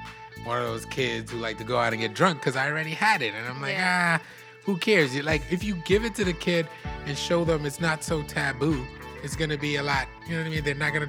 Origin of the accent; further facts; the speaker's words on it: Trinidad & Tobago; now in United States; I grew up in Trinidad, so we have different rules around drinking. It's not so strict as America is.